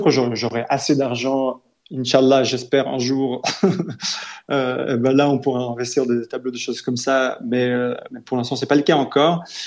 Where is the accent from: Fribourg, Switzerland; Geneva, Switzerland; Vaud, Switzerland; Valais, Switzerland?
Vaud, Switzerland; Lausanne; né, j'ai grandi à Lausanne